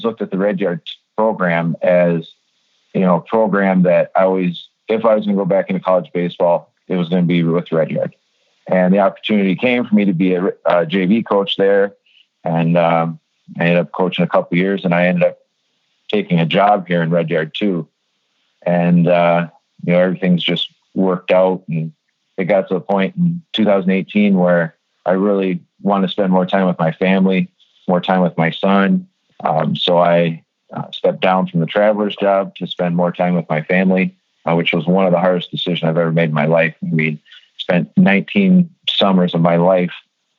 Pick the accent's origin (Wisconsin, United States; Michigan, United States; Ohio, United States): Michigan, United States; the Soo; I was born and raised in the Sioux, and I graduated from Sioux High in 1998